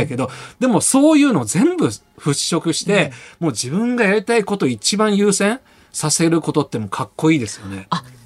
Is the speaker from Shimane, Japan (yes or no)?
no; Yokohama, Kanagawa, Japan; 私はあの横浜生まれなんですけど